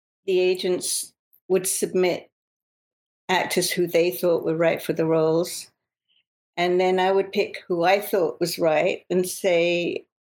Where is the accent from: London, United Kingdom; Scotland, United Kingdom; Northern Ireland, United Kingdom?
London, United Kingdom; moved away as an adult; now in Los Angeles, United States; Growing up in England and working in England